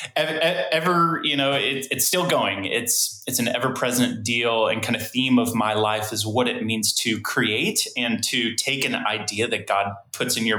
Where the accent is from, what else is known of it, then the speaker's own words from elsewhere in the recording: Prairie Village, Kansas, United States; also born or lived in Indiana; I was born and raised here in the Kansas City metro area. So Prairie Village, Kansas.